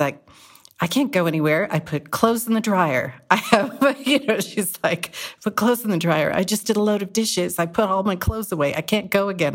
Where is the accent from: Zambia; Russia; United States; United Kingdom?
United States; Whittier, California; moved away as an adult; also born or lived in San Francisco, California; now in Greenville, California, United States; I'm from Whittier, California